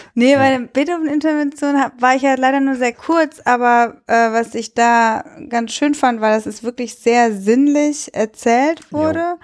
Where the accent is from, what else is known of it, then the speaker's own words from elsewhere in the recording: Cologne, North Rhine-Westphalia, Germany; ich bin in Köln groß geworden